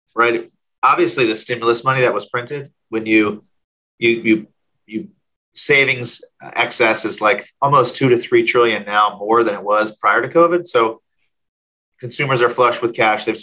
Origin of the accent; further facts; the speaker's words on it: San Diego, California, United States; I grew up in San Diego in middle school, in high school rather